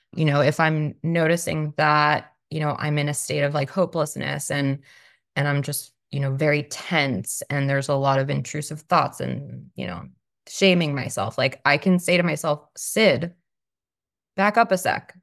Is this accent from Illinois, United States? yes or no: no; Long Island, New York, United States; now in Austin, United States; I currently live in Austin, Texas. I'm originally from Long Island, New York